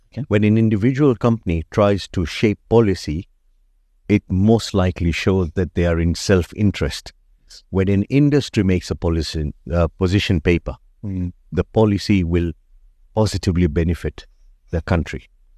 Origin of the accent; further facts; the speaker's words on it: Kenya; So I'm a medical doctor. I grew up in Kenya and I studied medicine there.